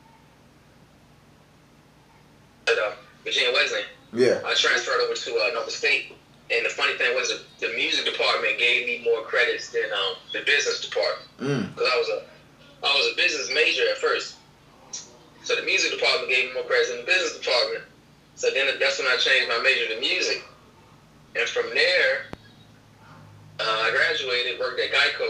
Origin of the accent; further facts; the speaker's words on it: Chesapeake, Virginia, United States; also born or lived in Portsmouth, Virginia; right here from Chesapeake and Portsmouth, Virginia